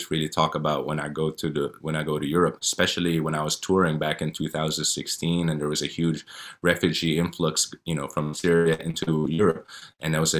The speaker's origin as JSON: {"language": "English", "country": "Saudi Arabia", "tie": "born there", "said": "You know, I was born in Saudi Arabia. I've done Hajj."}